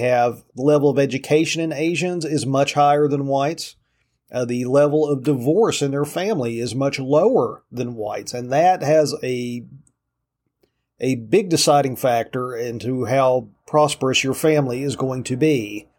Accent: Appalachia, United States; Believe me, I grew up in Appalachia.

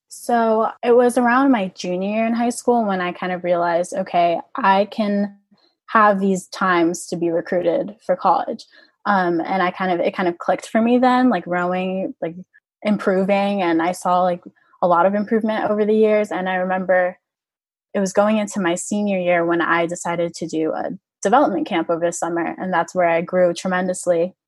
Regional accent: Orlando, Florida, United States; I'm from Orlando, Florida, and there was a club um, in the area that I grew up

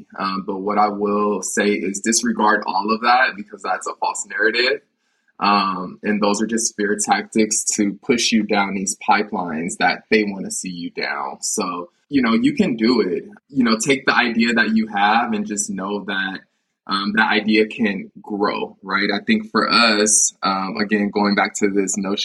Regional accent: United States; growing up in America

